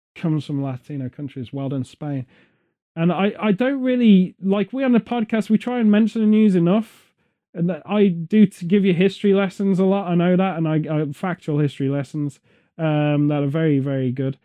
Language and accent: English; Stratford-upon-Avon, West Midlands, United Kingdom; Stratford upon Avon, my hometown nearby